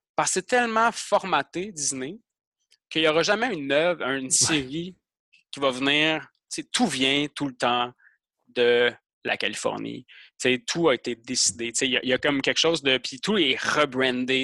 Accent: Quebec, Canada; moi je suis québécois

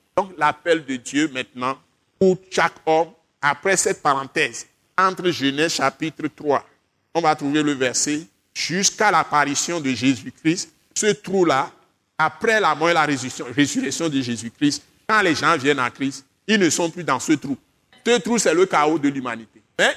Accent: Accra, Greater Accra, Ghana; now in Togo; Accra, c'est là où j'ai grandi. Quand j'étais petit, c'est à Accra que j'ai commencé mes études, avant de venir ici

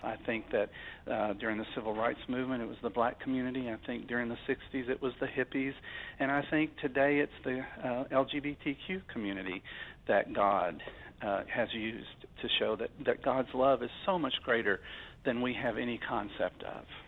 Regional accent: Arkansas, United States; I was from Arkansas

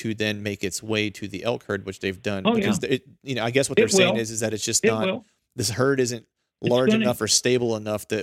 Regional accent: Bedford County, Pennsylvania, United States; now in Philadelphia area, United States; I live in Eastern PA, so I live near Philadelphia. I grew up in Bedford County. So I grew up in like the south central part of Pennsylvania near the border

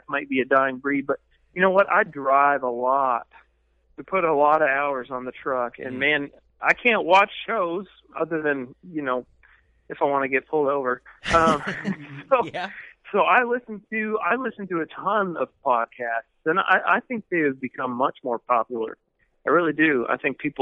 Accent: Ottawa, Ontario, Canada; moved away as an adult; now in Nashville, United States; I'm actually originally from Ottawa. And I've lived in Nashville for 12 years

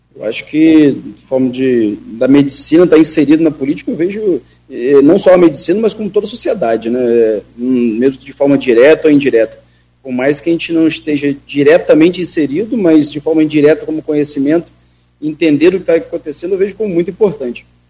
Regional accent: São Francisco de Itabapoana, Rio de Janeiro, Brazil; minha cidade natal é São Francisco

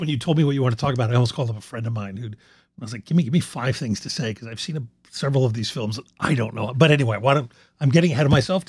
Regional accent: Philadelphia, Pennsylvania, United States; now in Los Angeles, United States; I grew up in Philadelphia, as Joe knows.

